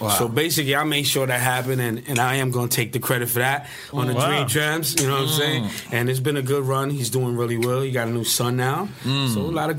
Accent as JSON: {"language": "English", "town": "New York City", "region": "New York", "country": "United States", "also_born_or_lived": "Orlando", "said": "I'm from the BX."}